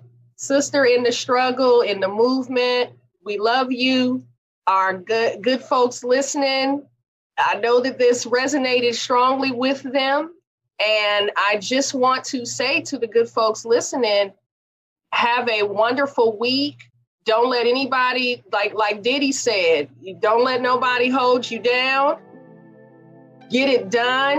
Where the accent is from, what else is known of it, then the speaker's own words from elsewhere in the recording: Oakland, California, United States; my hometown of Oakland